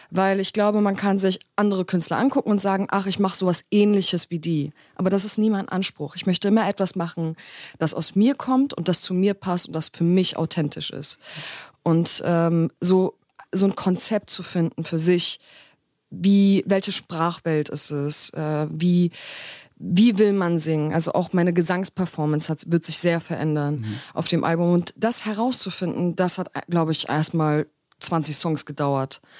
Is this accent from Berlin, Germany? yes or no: yes; Berlin, Germany; meine Eltern kommen ja aus der Türkei. Ich komme aus Berlin.